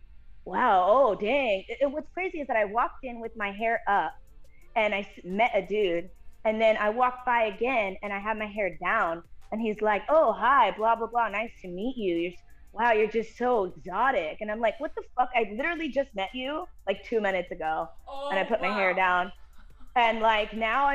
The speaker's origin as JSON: {"language": "English", "town": "El Monte", "region": "California", "country": "United States", "said": "I'm from Monte because that's where I'm from, also known as SGV"}